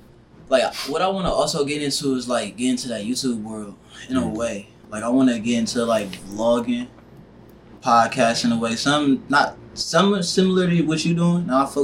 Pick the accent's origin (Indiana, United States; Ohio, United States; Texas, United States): Ohio, United States; Columbus; also born or lived in Philadelphia, Pennsylvania; I'm born in Philly, and I came out here when I was 2 years old. Both my parents African, so like they had me in Philly, and like I've been here since I was two.